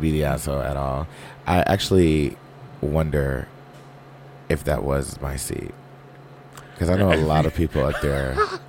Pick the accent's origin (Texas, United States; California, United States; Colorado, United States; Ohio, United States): Texas, United States; Houston; Plus, I'm from Houston, so I'm sure they won't go down anytime soon.